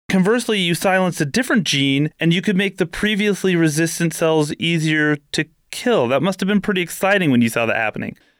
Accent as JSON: {"language": "English", "region": "California", "country": "United States", "tie": "born or raised there", "said": "I grew up in California"}